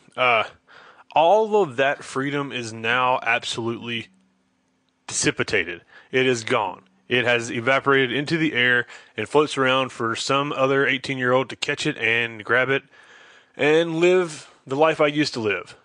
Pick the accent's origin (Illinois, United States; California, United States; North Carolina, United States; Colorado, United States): North Carolina, United States; Charlotte; I'm from Charlotte